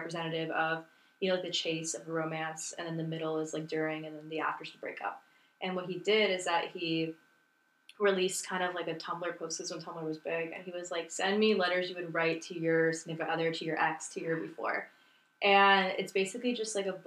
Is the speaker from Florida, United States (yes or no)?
yes; Miami, Florida, United States; moved away as an adult; I'm from Miami